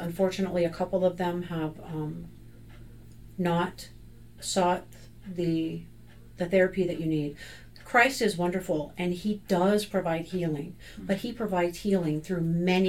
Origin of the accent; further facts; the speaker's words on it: Olympia, Washington, United States; Calvary Chapel in my hometown